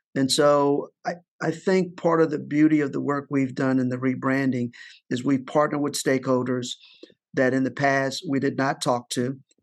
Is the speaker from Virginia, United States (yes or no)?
yes; Richmond, Virginia, United States; moved away as an adult; now in Baltimore, United States; my hometown of Richmond, Virginia